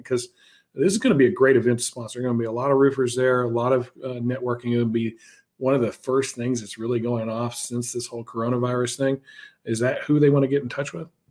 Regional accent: Houston, Texas, United States; moved away; also born or lived in Wisconsin; My hometown, uh, Houston

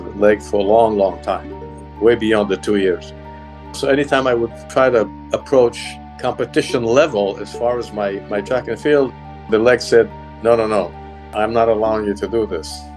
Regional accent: Israel; moved away; I grew up in Israel. I went to school in Israel.

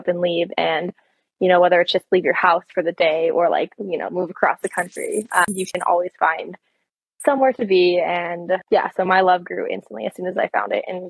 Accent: Michigan, United States; moved away as an adult; I grew up in Michigan

